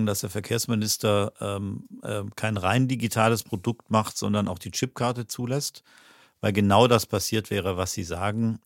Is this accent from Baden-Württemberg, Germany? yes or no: yes; Stuttgart, Baden-Württemberg, Germany; now in Dortmund, Germany; Ich bin in Stuttgart groß geworden